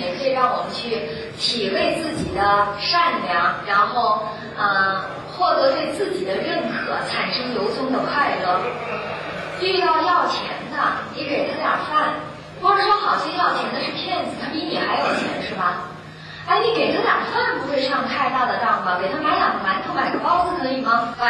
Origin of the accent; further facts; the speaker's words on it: China; 我们中国人有句俗话说。人生不如意，十常八九